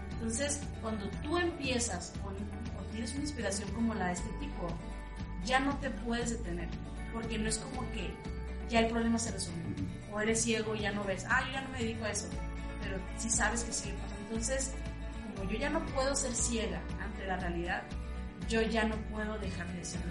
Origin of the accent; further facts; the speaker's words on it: Ciudad Obregón, Sonora, Mexico; soy originaria de Ciudad Obregón, Sonora